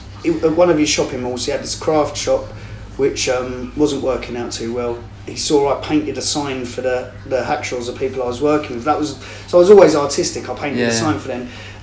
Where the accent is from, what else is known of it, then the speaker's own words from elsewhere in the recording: England, United Kingdom; even though I'm an Englishman, I'm still promoting and pushing